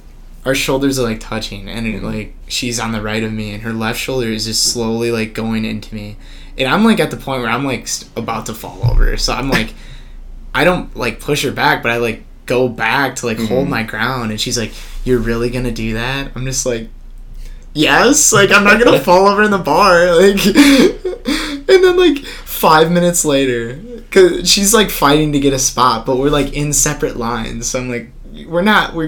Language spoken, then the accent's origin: English; Oshkosh, Wisconsin, United States; I'm from Oshkosh